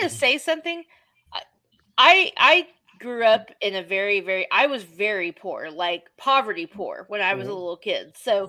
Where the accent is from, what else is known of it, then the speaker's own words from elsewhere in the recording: Oklahoma City, Oklahoma, United States; I grew up in Oklahoma City, but in some shady poor areas